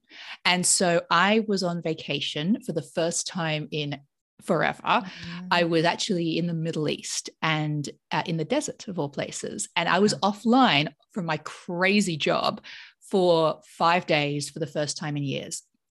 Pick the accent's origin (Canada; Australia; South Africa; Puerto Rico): Australia; moved away as an adult; also born or lived in United Kingdom; now in United States; I grew up in Australia, but my parents were not Australian. So my father's English and my mother was from Mauritius